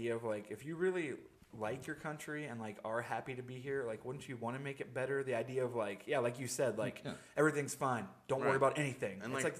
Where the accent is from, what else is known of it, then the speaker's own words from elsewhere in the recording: United States; I'm glad I was born in America